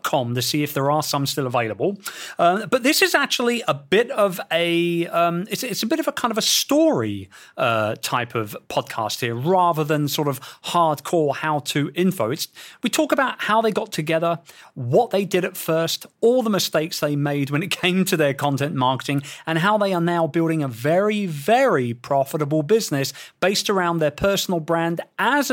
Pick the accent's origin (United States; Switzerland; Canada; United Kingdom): United Kingdom; England; our motherland of England.